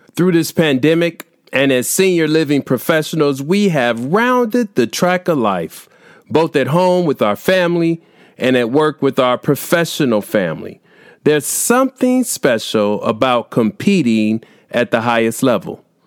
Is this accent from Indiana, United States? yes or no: yes; Indiana, United States; here in my home state of Indiana